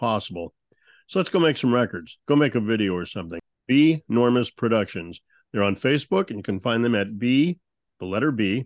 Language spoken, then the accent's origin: English; St. Louis, Missouri, United States; I'm from St. Louis